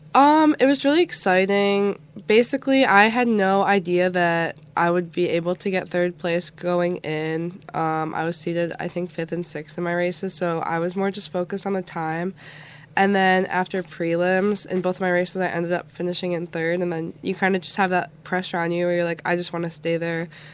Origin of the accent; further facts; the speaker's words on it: Niagara Falls, New York, United States; I'm originally from Niagara Falls